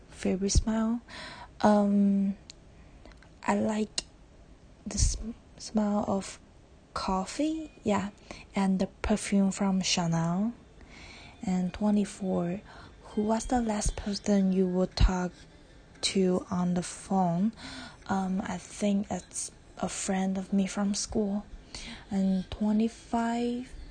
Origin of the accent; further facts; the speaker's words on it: Taiwan; English is a second language; I am Taiwanese and uh, English is not my first language